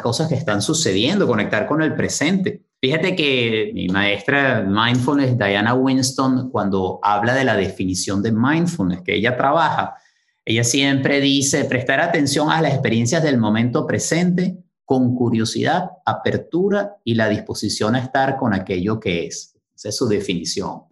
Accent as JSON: {"language": "Spanish", "town": "Caracas", "region": "Capital District", "country": "Venezuela", "tie": "born or raised there", "said": "crecí en Caracas"}